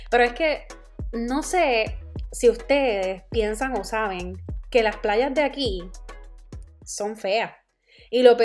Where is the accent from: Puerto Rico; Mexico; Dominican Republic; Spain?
Puerto Rico; Yo soy la boricua fuera de la isla